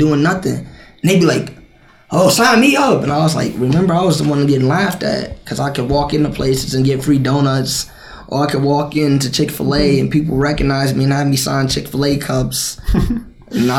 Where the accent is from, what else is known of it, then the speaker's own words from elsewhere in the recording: West Carrollton, Ohio, United States; I come from West Carrollton